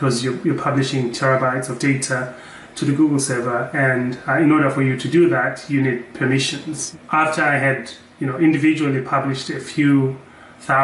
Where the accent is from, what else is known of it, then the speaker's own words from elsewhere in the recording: Harare, Zimbabwe; now in United States; my hometown